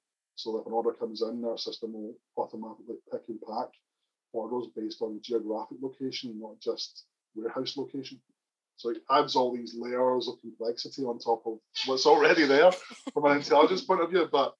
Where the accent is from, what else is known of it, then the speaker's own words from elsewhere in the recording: Northern Ireland, United Kingdom; accent: Northern Irish; I'm obviously a blow-in. My accent's got a kind of Northern Irish accent, obviously.